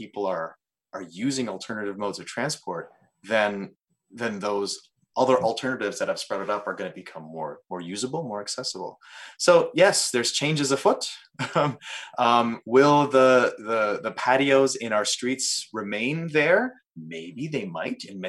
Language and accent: English; Canada; we are Canadian and part of North America